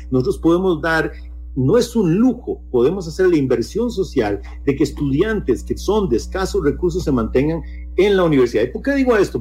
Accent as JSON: {"language": "Spanish", "country": "Costa Rica", "said": "nosotros como sociedad costarricense"}